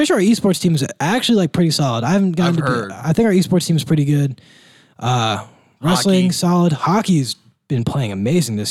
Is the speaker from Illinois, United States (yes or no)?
no; Northern Indiana, United States; I'm from Northern Indiana